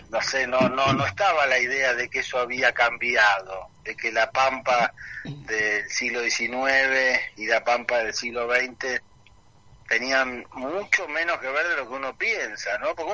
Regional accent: England, United Kingdom; si bien yo soy bilingüe, o sea, porque como, como les contaba, me crié en parte en Inglaterra.

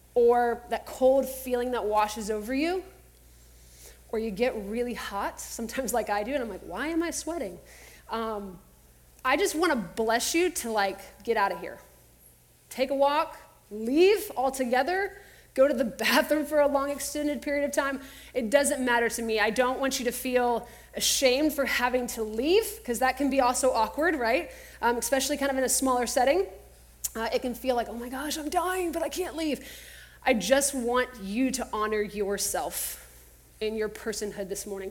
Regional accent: Texas, United States; growing up in Texas

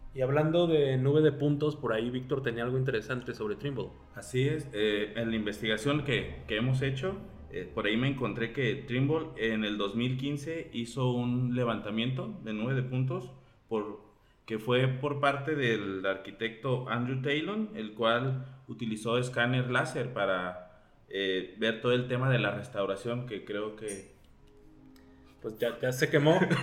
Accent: Guadalajara, Jalisco, Mexico; soy de aquí de Guadalajara y pues, aquí vivo

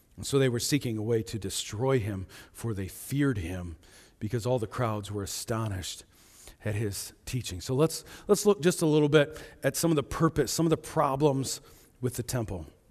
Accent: Topeka, Kansas, United States; now in Shipshewana, United States; I grew up in Topeka

